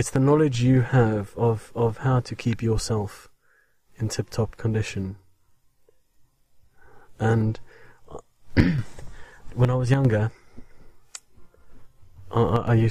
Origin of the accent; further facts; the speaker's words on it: South Africa; now in England, United Kingdom; I am English. Well, English-speaking, South African-born, obviously. And, with British citizenship now.